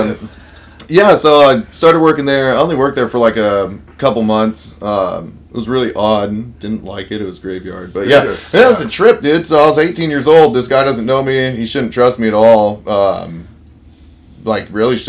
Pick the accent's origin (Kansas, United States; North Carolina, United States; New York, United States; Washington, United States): Washington, United States; Vancouver; I'm from Vancouver, Washington. Always have been. Haven't really left this town much at all